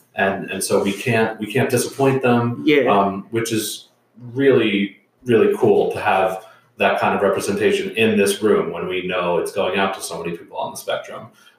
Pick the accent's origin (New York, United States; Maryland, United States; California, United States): New York, United States; as a New Yorker